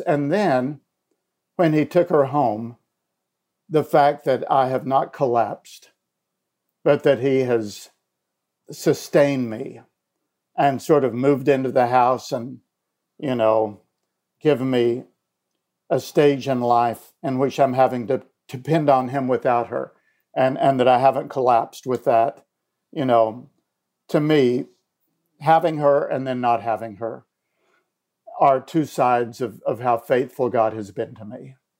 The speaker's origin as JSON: {"language": "English", "town": "Elizabethton", "region": "Tennessee", "country": "United States", "tie": "born or raised there", "also_born_or_lived": "Illinois", "moved": "as an adult", "said": "my hometown of Elizabethton"}